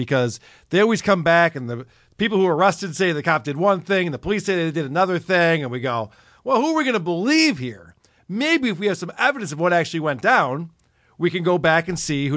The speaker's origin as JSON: {"language": "English", "country": "United States", "said": "I'm from America"}